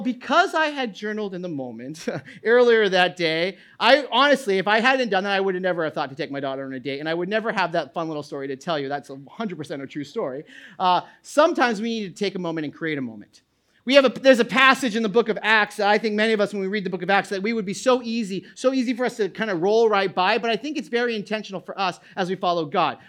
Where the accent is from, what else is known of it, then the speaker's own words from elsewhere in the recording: New England, United States; now in New Jersey, United States; I grew up in New England